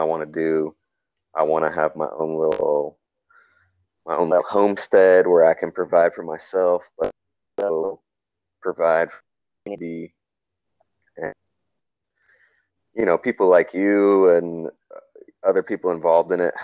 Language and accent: English; North Carolina, United States; moved away as an adult; also born or lived in Boulder, Colorado / Dumaguete, Philippines; now in Philippines; we had vegetable garden and stuff growing up in North Carolina